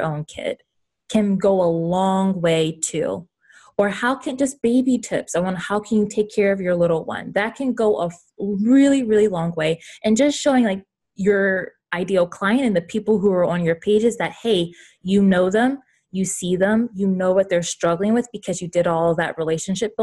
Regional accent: the South, United States; I'm from the South, so I say y'all

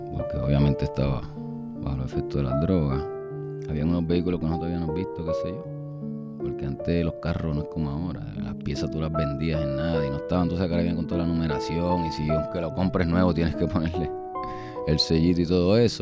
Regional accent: Guaynabo, Puerto Rico; Yo soy nacido y criado natural en Guaynabo

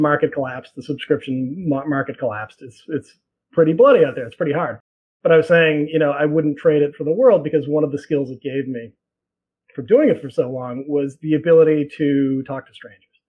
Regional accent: Boston, Massachusetts, United States; moved away as an adult; now in New York, United States; I grew up in Boston.

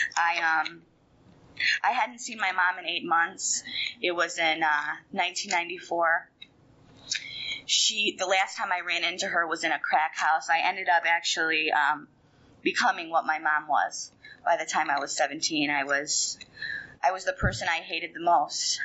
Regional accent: Fort Lauderdale, Florida, United States; I grew up in South Florida in Fort Lauderdale

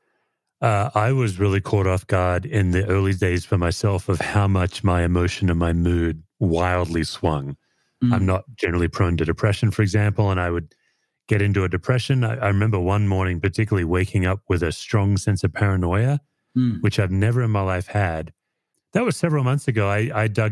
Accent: Australia; now in United States; as an Aussie. My impression as an immigrant

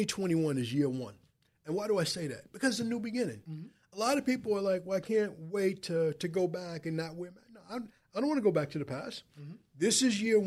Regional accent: Wyandanch, New York, United States; now in North Babylon, United States; I'm born and raised in Wyandanch

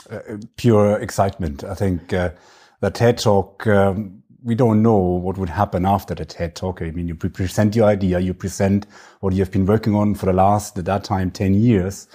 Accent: Franconia, northern Bavaria, Germany; accent: German; English is a second language; I am German, if you, if you may sense from my, uh, terrible accent. Uh, so I, I, I grew up in a little village in the north of Bavaria. It's in the region, it's called Franconia.

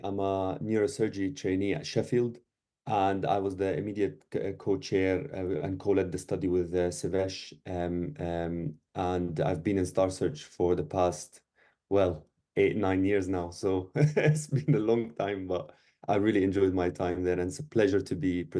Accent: Syria; English is a second language; moved away; I came from Syria about like 10 years ago, and like very little English

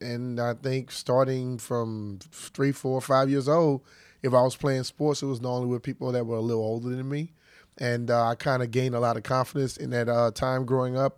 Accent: Louisiana, United States; I'm a young African-American kid growing up in Louisiana back in those days

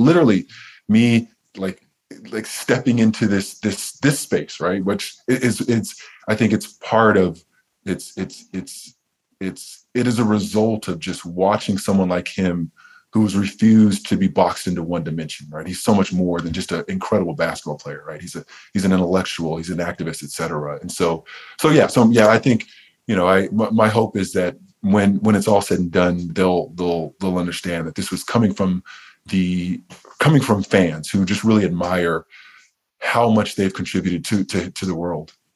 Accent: Riverside, California, United States; I grew up in Southern California and I grew up an hour outside of LA in Riverside

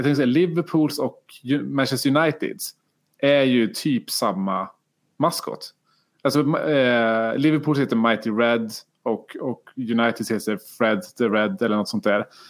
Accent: Karlstad, Värmland, Sweden; jag är från Karlstad och, och Färjestad

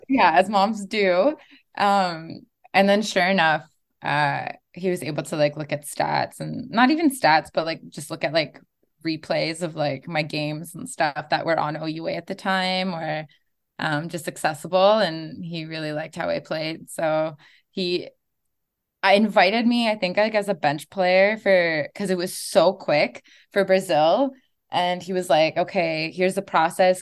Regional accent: Kitigan Zibi, Quebec, Canada; I'm from Kirikon City on my dad's side, um, which is an hour and a half north of Ottawa and, uh, one of the closest Algonquin communities to Ottawa.

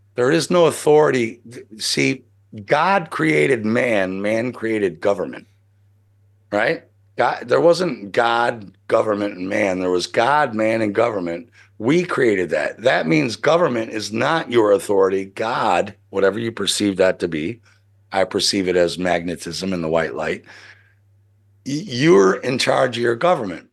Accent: United States; I'm American

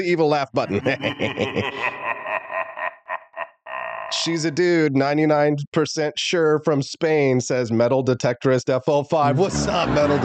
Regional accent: Peculiar, Missouri, United States; also born or lived in Independence, Missouri / Kansas City, Missouri; now in Jefferson City, United States; I was born in Independence, which is, you know, right next to Kansas City, and raised on a farm in a town called Peculiar, which is just south of Kansas City.

